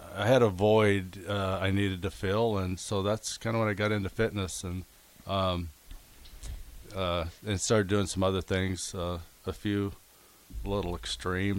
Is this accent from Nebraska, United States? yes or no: yes; Niobrara, Nebraska, United States; I grew up in a small community in northeast Nebraska, Niobrara